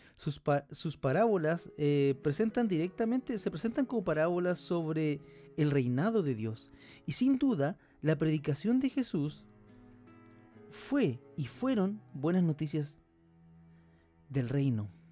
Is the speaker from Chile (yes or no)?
yes; Chile; nosotros somos de Chile, yo pertenezco a, una, la iglesia Comunidad del Camino